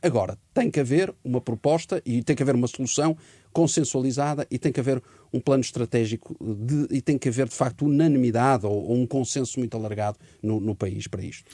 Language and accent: Portuguese; Portugal; como português